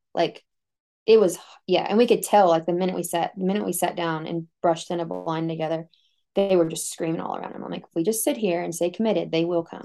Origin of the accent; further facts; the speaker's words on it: Texas, United States; moved away as an adult; I came from Texas